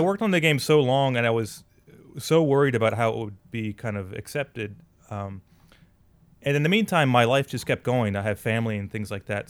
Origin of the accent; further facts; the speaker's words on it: United States; now in Saitama, Japan; as an American